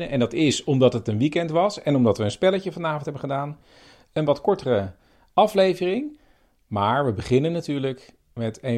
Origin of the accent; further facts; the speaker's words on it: Noordoostpolder, Flevoland, Netherlands; moved away; Ik kom uit de Noordoostpolder